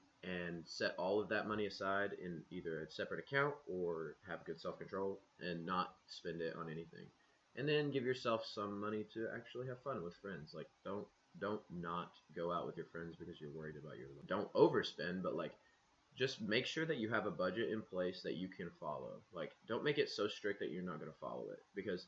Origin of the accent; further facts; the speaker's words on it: Crossville, Tennessee, United States; Crossville. It's like an hour away.